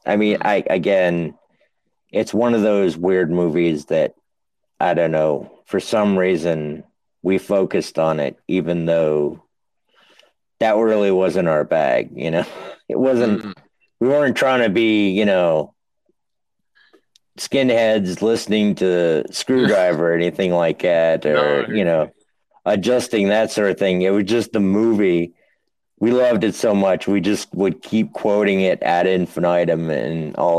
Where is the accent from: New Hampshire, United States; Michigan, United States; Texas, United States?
New Hampshire, United States; now in Virginia, United States; I live in Virginia, and I am from New Hampshire.